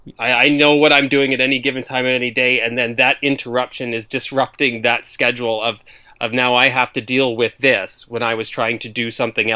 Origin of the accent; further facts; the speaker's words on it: Canada; Yeah, no, we're not quite as divided as you guys.